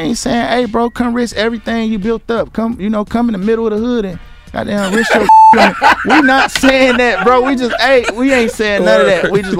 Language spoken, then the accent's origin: English; Michigan, United States; I'm from Bradford. I'm from Sanford and Bradford.